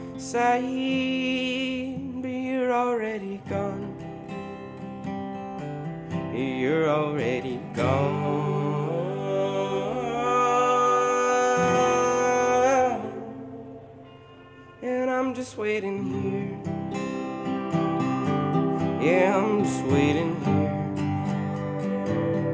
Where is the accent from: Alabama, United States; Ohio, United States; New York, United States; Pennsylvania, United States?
New York, United States; Catskill Mountains; now in Brooklyn, United States; my sort of country folk background of growing up in the Catskill Mountains